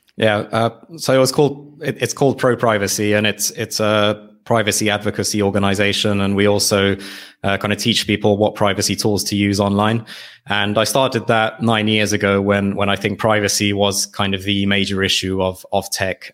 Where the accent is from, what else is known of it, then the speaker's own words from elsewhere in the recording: United Kingdom; moved away as an adult; now in Hungary; my parents decided to move to the U K, uh, for, yeah, for, for job, job opportunities. And that's where I grew up